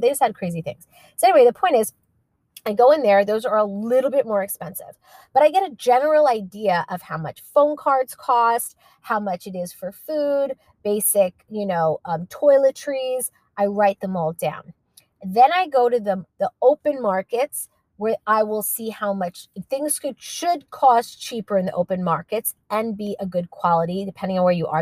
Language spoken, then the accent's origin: English; New York, United States; we're from New York